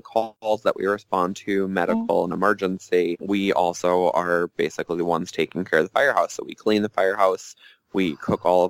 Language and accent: English; Long Island, New York, United States; I grew up on Long Island in a firefighter family